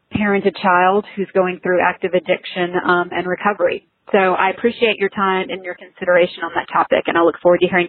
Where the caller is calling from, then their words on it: Dallas, Texas, United States; I'm calling from Dallas.